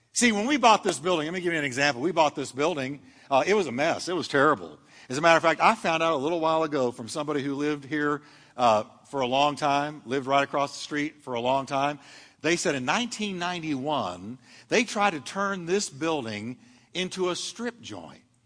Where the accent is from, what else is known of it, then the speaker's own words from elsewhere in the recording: United States; I'm an American citizen